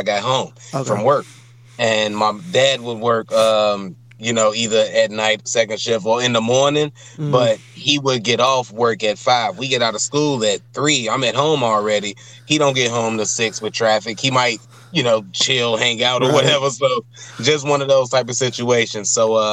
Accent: Chicago, Illinois, United States; moved away as an adult; now in Madison, United States; Born and raised in Chicago, Cook County Hospital.

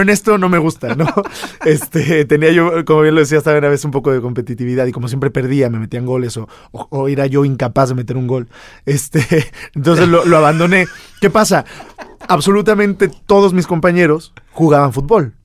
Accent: Mexico; para nosotros como mexicanos

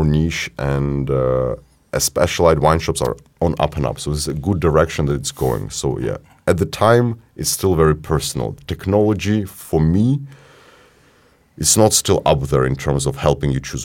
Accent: Ukraine; we're from Ukraine

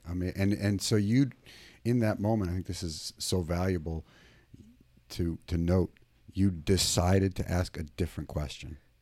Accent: Maine, United States; now in California, United States; I grew up in Maine, and I'm in California.

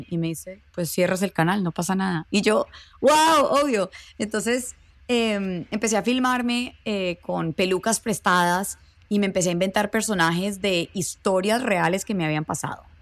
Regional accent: Mexico; me lo estás diciendo porque soy mexicana y tengo acento, pero no, no soy indígena, no soy Native American

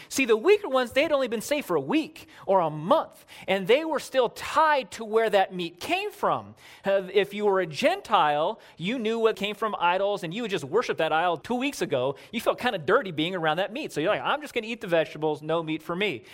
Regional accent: Southern California, United States; moved away as an adult; I grew up in Southern California.

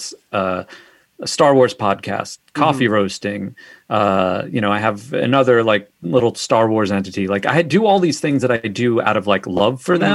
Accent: Long Island, New York, United States; I'm from Long Island.

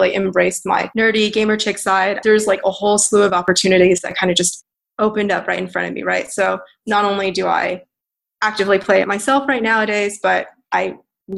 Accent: Texas, United States; moved away as an adult; also born or lived in China / New York / San Francisco; I was basically raised as a Texan. I lived there for 15 years

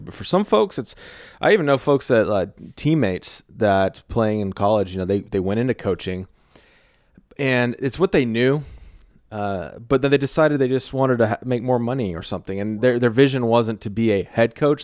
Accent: Texas, United States; I'm a Texan and I'm a creative.

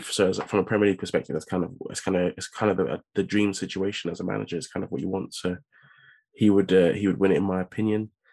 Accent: England, United Kingdom; just as an English

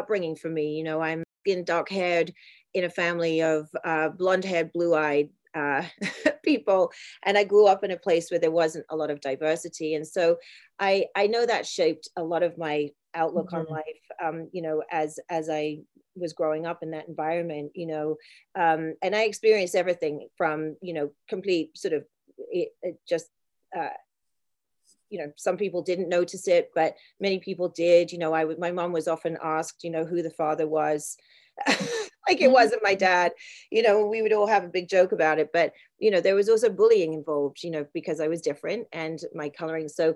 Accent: Isle of Wight, South East England, United Kingdom; I grew up on the Isle of Wight, which is a small island in the south of England

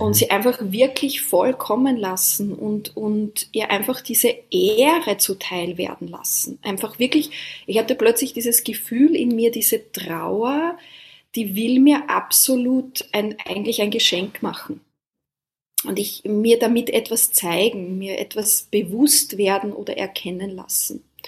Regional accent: Austria; now in Taiwan; wir sind beide ursprünglich aus Österreich und jetzt an komplett unterschiedlichen Orten der Welt

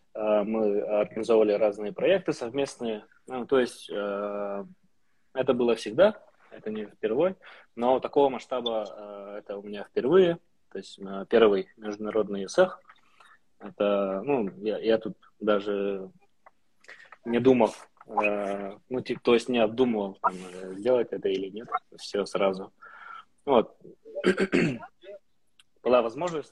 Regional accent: Ust-Aldansky ulus, Sakha Republic, Russia; я сам из Усаданского Луса

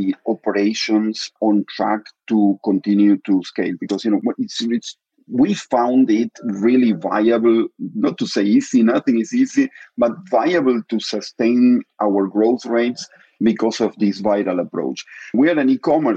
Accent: Argentina; moved away; I'm Argentinian. I was born in Argentina

